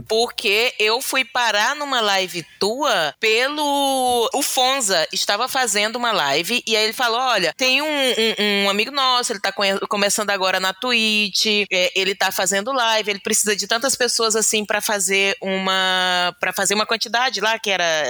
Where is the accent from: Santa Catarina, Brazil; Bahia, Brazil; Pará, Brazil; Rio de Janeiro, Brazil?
Pará, Brazil; moved away as an adult; also born or lived in Maranhão; now in Porto Alegre, Brazil; eu fui com dois meses de vida para o Pará, de modo que me considero paraense